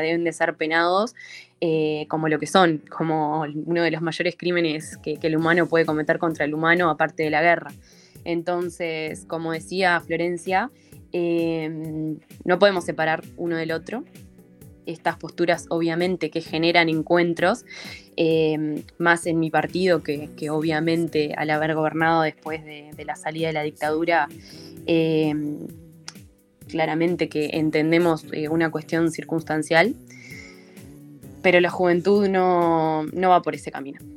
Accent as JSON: {"language": "Spanish", "country": "Uruguay", "said": "como ciudadanos, como uruguayos"}